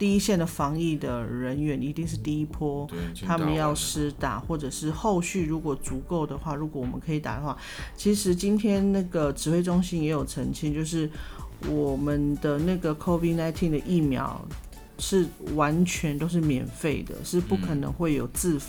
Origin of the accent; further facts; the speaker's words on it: southern Taiwan, Taiwan; 高铁跟台铁，然后就很害怕，就是乡下我们南部人就很担心，就很怕